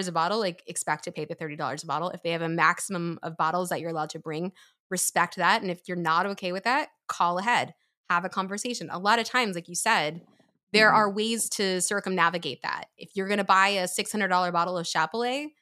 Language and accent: English; Pennsylvania, United States; moved away as an adult; I grew up in Pennsylvania